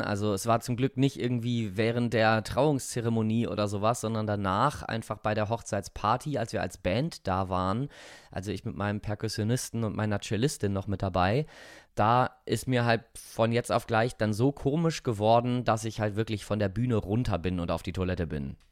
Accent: Rhineland, Germany; ich bin Rheinländer.

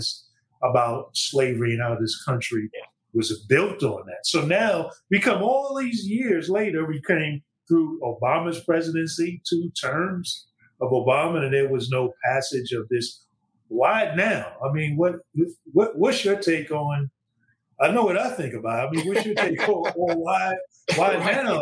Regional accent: New York City, New York, United States; I grew up in Brooklyn, New York, in the Northeast

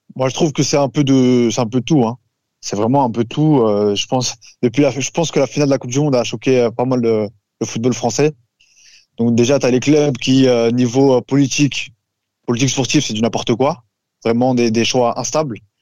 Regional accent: Marseille, Provence-Alpes-Côte d'Azur, France; je suis Marseillais

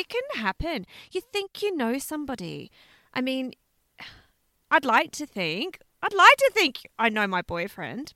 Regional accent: Australia; we're Australian

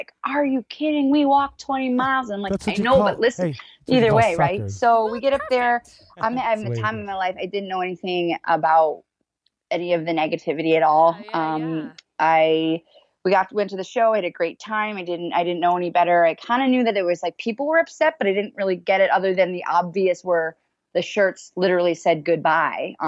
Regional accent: Boston, Massachusetts, United States; growing up in Boston

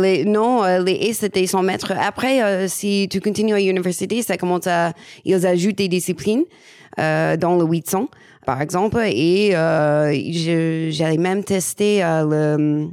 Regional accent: United States; French is a second language; moved away as an adult; also born or lived in Paris region, France; now in France; je suis américaine

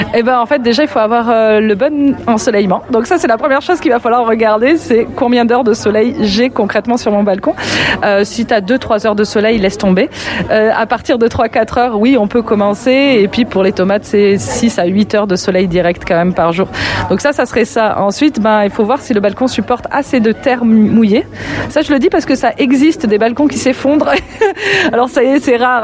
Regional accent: France; moved away as an adult; also born or lived in Lyon, France; now in Quebec City, Canada; je suis française d'origine. J'ai eu tout un parcours dans le monde de l'audiovisuel euh, pendant très longtemps à Lyon

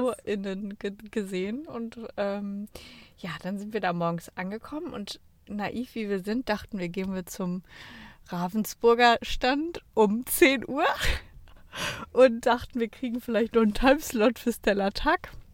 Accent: Cologne, North Rhine-Westphalia, Germany; Wir kommen ja aus Köln

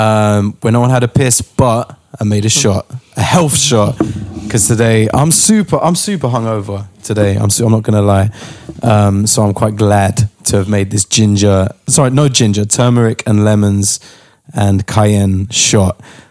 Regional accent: London, United Kingdom; Finsbury Park.

